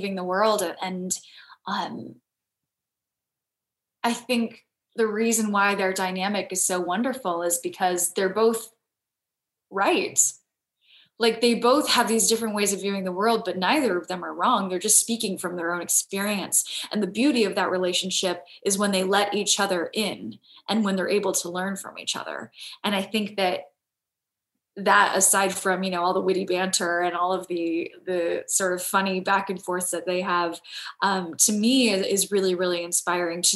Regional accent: Southern California, United States; I'm from Southern California.

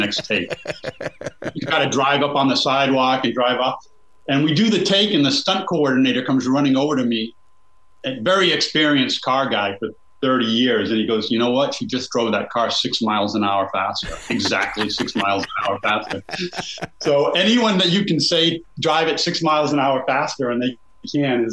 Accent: United States; I'm from that town. I shot this movie in my hometown.

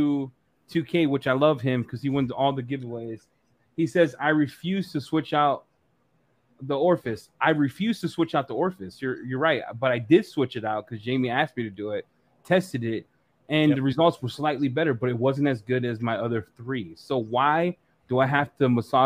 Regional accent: United States; I'm American

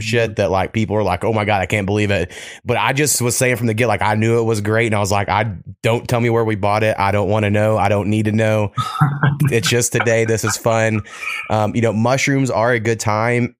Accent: Oklahoma, United States; I grew up like four miles from Texas

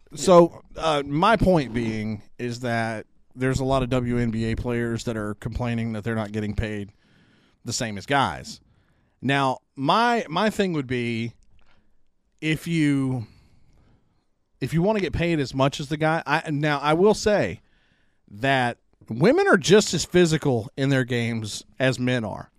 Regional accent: Rocky Branch, Louisiana, United States; also born or lived in Columbia; I grew up, uh, I was born in Rocky Branch, Louisiana, where I live now

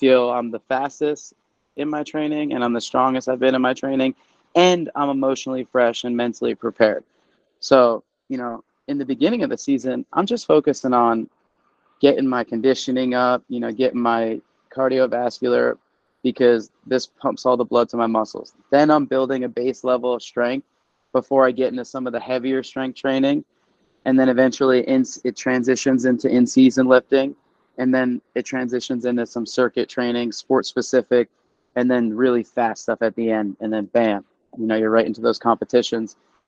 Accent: East Coast, United States; moved away as an adult; also born or lived in Pennsylvania / Virginia / Oklahoma; now in Tempe, United States; being born and raised on the East Coast

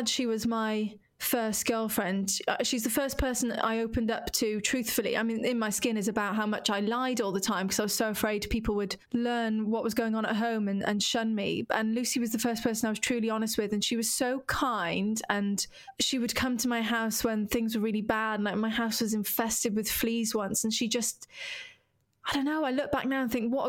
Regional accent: Wales, United Kingdom; moved away as an adult; now in London, United Kingdom; my dear, dear friends who I grew up with in Wales

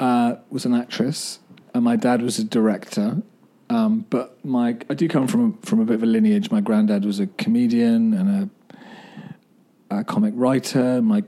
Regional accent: Twickenham, London, United Kingdom; moved away as an adult; now in Los Angeles, United States; I was born in London, well, greater London, like suburbs, Twickenham

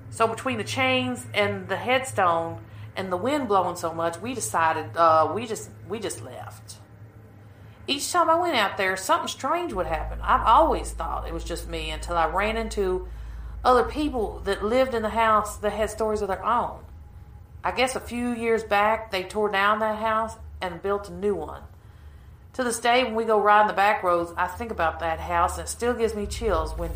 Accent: Kentucky, United States; I'm from Kentucky.

